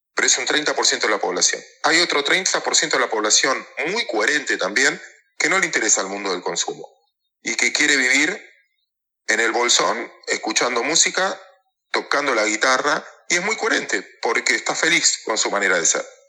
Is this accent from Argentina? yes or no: yes; Mar del Plata, Buenos Aires Province, Argentina; Yo soy de Mar del Plata